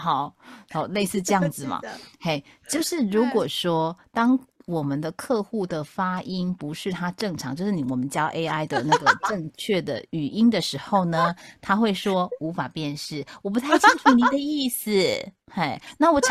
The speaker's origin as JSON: {"language": "Chinese", "region": "Taipei", "country": "Taiwan", "lives_now": "South Taiwan", "said": "你知道我从台北嫁到南台湾来"}